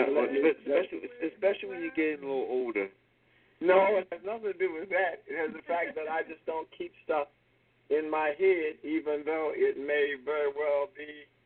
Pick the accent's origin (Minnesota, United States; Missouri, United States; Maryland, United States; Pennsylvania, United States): Maryland, United States; Baltimore; as a little kid growing up in Baltimore